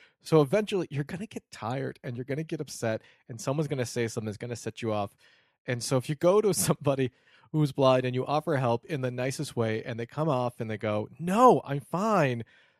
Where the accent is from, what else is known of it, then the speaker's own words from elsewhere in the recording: Detroit, Michigan, United States; And after a couple times, you're like, "Yeah, I'm from Detroit," or whatever.